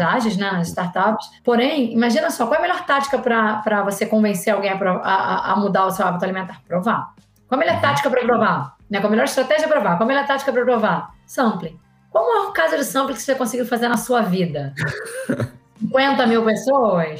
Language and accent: Portuguese; Rio de Janeiro, Brazil; sou carioca, então sou formada pela UFRJ